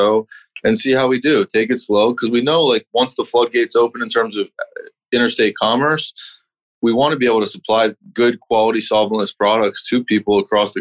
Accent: Bethesda, Maryland, United States; also born or lived in Colorado; now in California, United States; I'm from Bethesda, Maryland

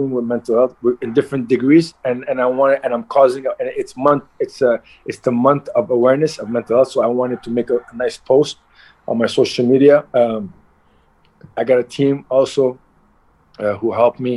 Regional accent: Montreal, Quebec, Canada; also born or lived in Halifax, Nova Scotia; I was born in Nova Scotia, Halifax, and at the age of like, I was very young, 2-3 years old, they immigrated to Montreal

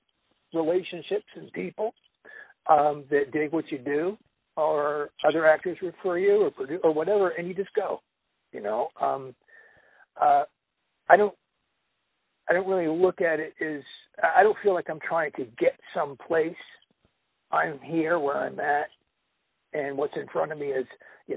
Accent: Los Angeles, California, United States; I was born in Los Angeles. I was born in the LA area. I've lived out here my entire life

